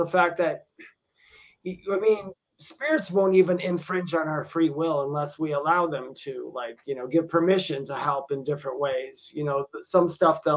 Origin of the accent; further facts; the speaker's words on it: Wisconsin, United States; I grew up in Wisconsin, and I used to go to this bar. I lived near Milwaukee, Wisconsin